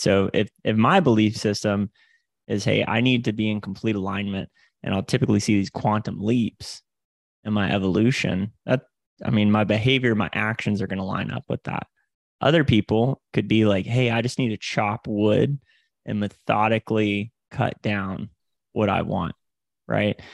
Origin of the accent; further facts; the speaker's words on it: Panama City, Florida, United States; originally from the Panhandle of Florida, so I'm from Panama City, Florida